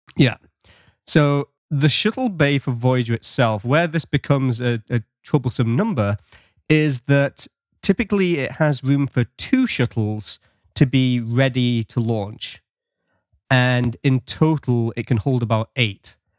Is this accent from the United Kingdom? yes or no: yes; England, United Kingdom; now in Canada; I'm British, but I live in Canada.